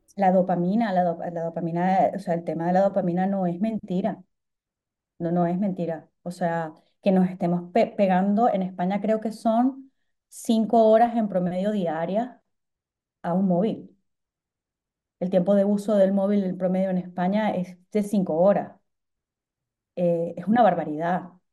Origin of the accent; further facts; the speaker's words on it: Venezuela; yo como soy venezolana